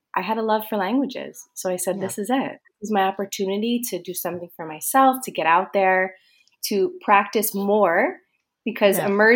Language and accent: English; East Coast, United States; moved away as an adult; now in Malaga, Spain; So a little bit about myself. Obviously … I am from the USA. I'm from the East Coast.